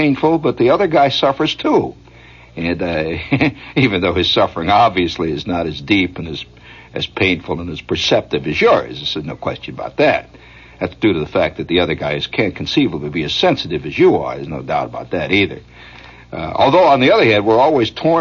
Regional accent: Hammond, Indiana, United States; now in New York, United States; my hometown, Hammond

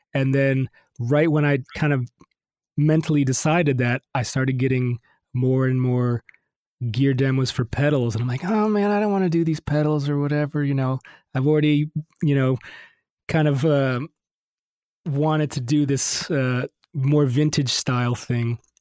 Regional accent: Detroit, Michigan, United States; moved away as an adult; also born or lived in Miami / Los Angeles; now in Nashville, United States; I grew up in Detroit and I went to Miami uh, for college

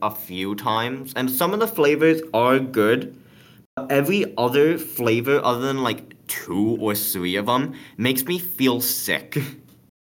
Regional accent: Canada; I am Canadian and I am proud

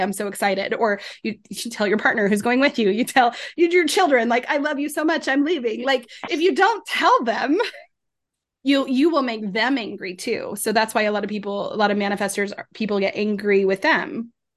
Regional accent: Colorado, United States; I grew up in Colorado, so Rocky Mountains

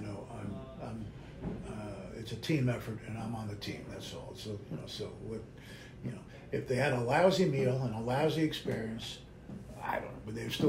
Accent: New Jersey, United States; moved away as an adult; also born or lived in Asbury Park, New Jersey; now in Cincinnati, United States; I grew up in New Jersey, and in Asbury Park, and all over Jersey, actually, Jersey Shore.

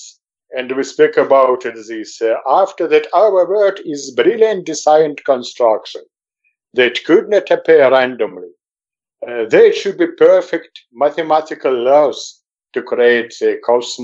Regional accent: Moscow, Russia; moved away as an adult; now in Jerusalem, Israel; I was born in Moscow in '60, was fond of journalism, worked in many Soviet editions

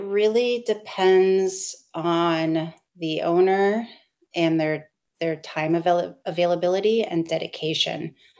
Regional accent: Seattle, Washington, United States; moved away as an adult; also born or lived in East Coast / abroad; now in Portland, United States; I'm from the Seattle area originally. I grew up there my whole life

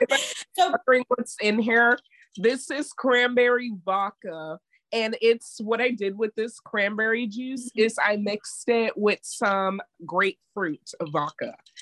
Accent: DMV, United States; also born or lived in Mount Vernon, New York; I was just born there. DMV.

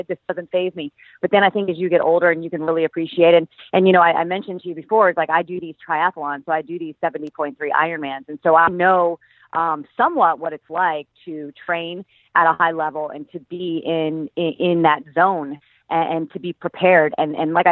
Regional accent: Fort Lauderdale, Florida, United States; moved away; I actually grew up in Fort Lauderdale.

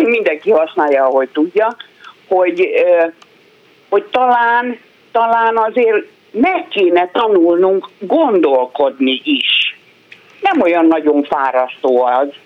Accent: Hungary; magyar vagyok

